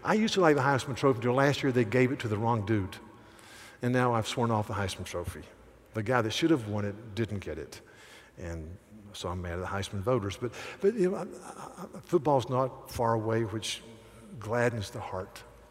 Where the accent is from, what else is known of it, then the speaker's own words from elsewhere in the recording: near Pilot Mountain, North Carolina, United States; I could see Mount Pilate from my front yard growing up. So Mayberry supposedly took place somewhere where I lived.